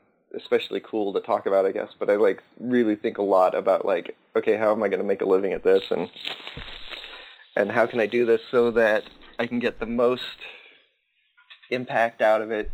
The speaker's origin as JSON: {"language": "English", "region": "Southern California", "country": "United States", "tie": "born or raised there", "also_born_or_lived": "San Diego", "moved": "as an adult", "lives_now": "Oregon, United States", "said": "I grew up in Southern California"}